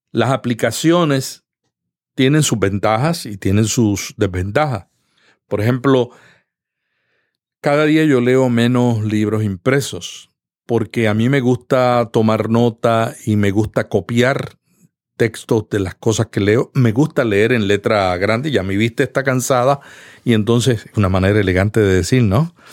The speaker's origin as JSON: {"language": "Spanish", "country": "Puerto Rico", "lives_now": "United States", "said": "Yo vine de Puerto Rico y cuando yo llegué me di cuenta que en este país todo el mundo trabaja independientemente."}